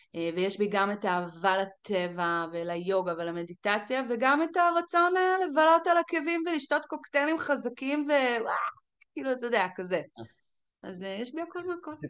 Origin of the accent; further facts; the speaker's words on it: Galilee, Northern District, Israel; moved away as an adult; now in Las Vegas, United States; גדלתי בגליל